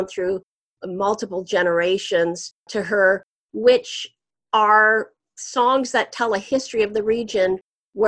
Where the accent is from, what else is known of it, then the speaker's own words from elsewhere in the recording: Windsor, Ontario, Canada; I was actually born and raised in Windsor, so on the Canadian side of the border